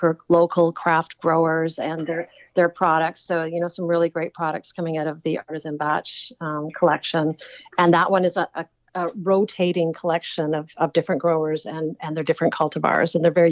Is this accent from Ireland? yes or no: no; Alberta, Canada; I was born in Alberta.